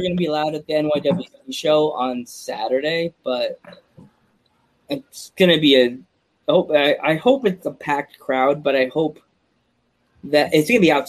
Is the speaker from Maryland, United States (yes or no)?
no; Long Island, New York, United States; moved away; I grew up on Long Island and I moved here